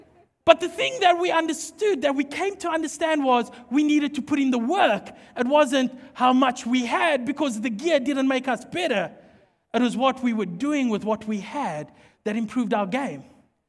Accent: Mpumalanga, South Africa; Because obviously we don't have ice in South Africa or in most parts of the country. I come from Mpumalanga. It's hot and dry. So there is no ice.

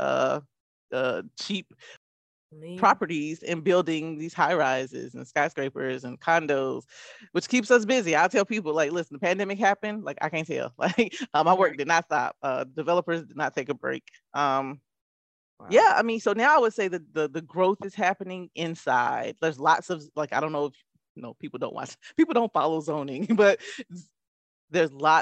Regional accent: Durham, North Carolina, United States; also born or lived in Charlotte, North Carolina; as a person who's lived here since 2000, I'm from Durham, North Carolina, originally

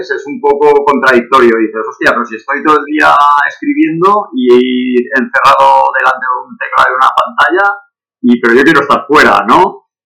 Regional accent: Valencia, Valencian Community, Spain; moved away as an adult; also born or lived in Barcelona metropolitan area; now in Barcelona, Spain; yo soy de Valencia, aunque vivo desde hace 26 años aquí en el área metropolitana de Barcelona.

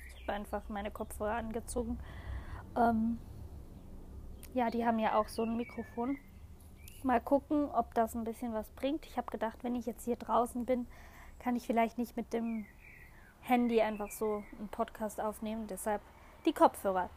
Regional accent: Switzerland; Bei uns in der Schweiz, wir sagen immer Spargeln, beziehungsweise Spargle

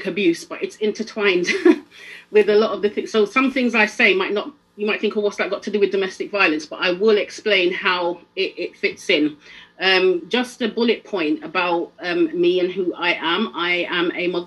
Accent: London, United Kingdom; also born or lived in Jamaica; I'm not from Sheffield, I'm from London

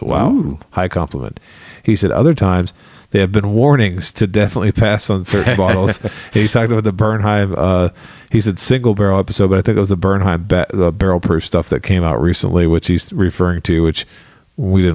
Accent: Ohio, United States; I'm from Ohio

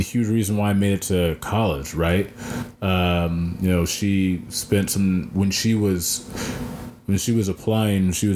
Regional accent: Belton, Missouri, United States; also born or lived in Columbia, Missouri; I grew up in Belton. That's where I'm from

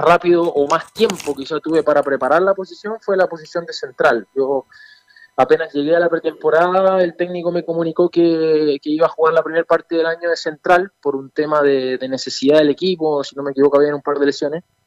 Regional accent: Chile; also born or lived in Argentina; yo nací en Argentina, eh, mis padres son argentinos también, y yo a los cinco años me vine acá a Chile, así que hice toda, mi vida en Chile

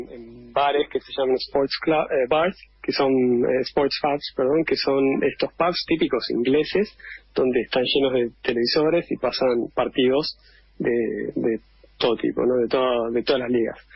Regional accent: Argentina; yo obviamente viví toda mi vida en Argentina.

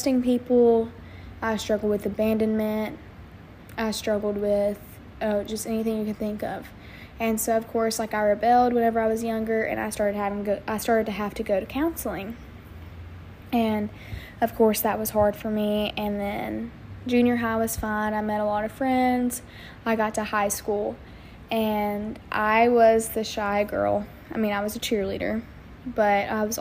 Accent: Wynne, Arkansas, United States; I am from Wynn, Arkansas

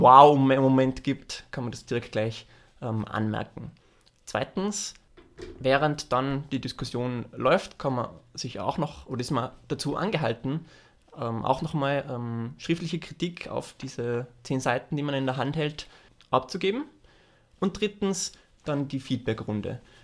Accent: Austria; moved away as an adult; also born or lived in Los Angeles, United States; als Österreicher

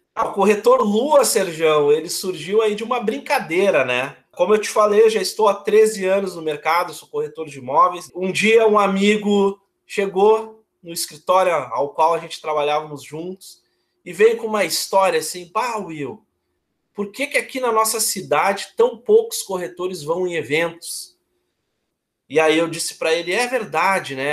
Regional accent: Porto Alegre, Rio Grande do Sul, Brazil; Eu sou de Porto Alegre, eu tenho 39 anos

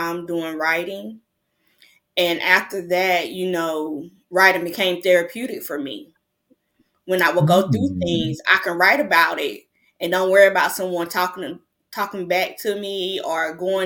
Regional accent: North Carolina, United States; I'm from North Carolina.

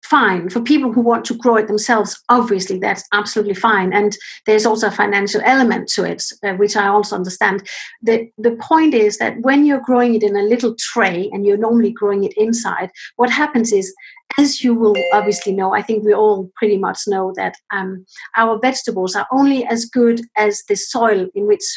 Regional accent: Denmark; now in United Kingdom; I'm actually originally from Denmark, and my parents are in Denmark, and I'm here in the UK.

